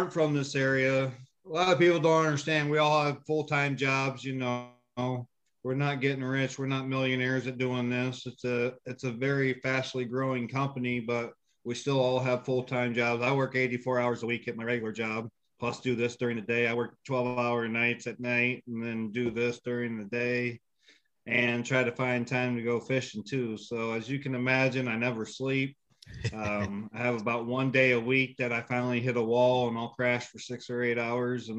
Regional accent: Indiana, United States; moved away as an adult; now in Iowa, United States; I'm originally from Indiana.

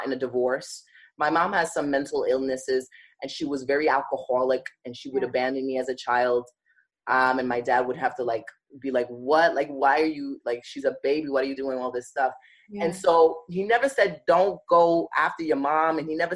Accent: New York City, New York, United States; I grew up in Bed-Stuy

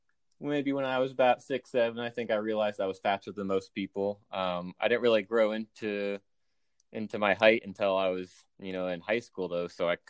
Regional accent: Columbus, Ohio, United States; moved away as an adult; also born or lived in Cincinnati, Ohio; now in Dallas, United States; So I'm from Ohio originally, born and raised in Columbus, Ohio. Spent 18 years there until I went to University of Cincinnati for college

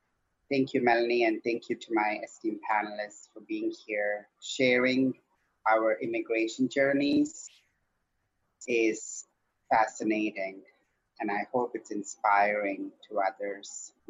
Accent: southern India, India; moved away as an adult; also born or lived in Canada; now in San Francisco, United States; I'm originally from India. I was born in the southern part of India, and I grew up there for the first 20 so years of my life. And then I moved here because I needed to transition.

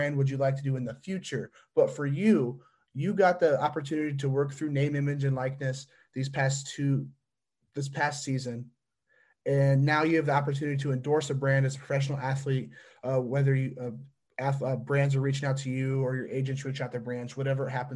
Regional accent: near South Bend, Midwest, United States; South Bend's like 25 minutes away from my hometown.

